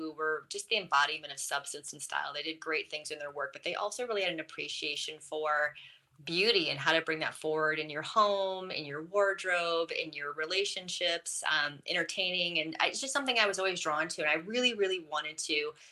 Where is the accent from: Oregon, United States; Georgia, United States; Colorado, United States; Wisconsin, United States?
Wisconsin, United States; I'm from Wisconsin